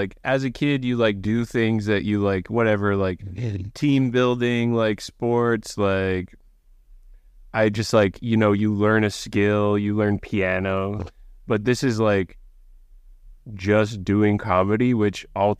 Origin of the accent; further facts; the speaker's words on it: Vancouver, British Columbia, Canada; because I'm from Vancouver